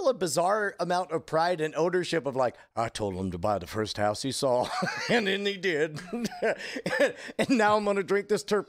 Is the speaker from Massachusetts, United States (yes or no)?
no; Southern California, United States; I mean, I was born in Southern California.